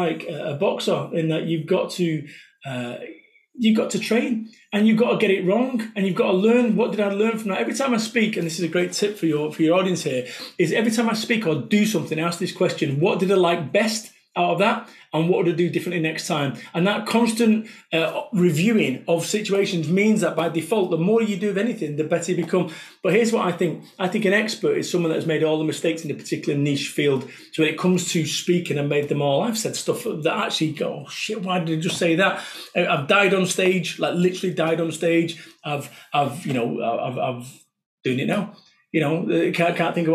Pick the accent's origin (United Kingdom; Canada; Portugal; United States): United Kingdom; Salford, North West England; I am from Salford, Manchester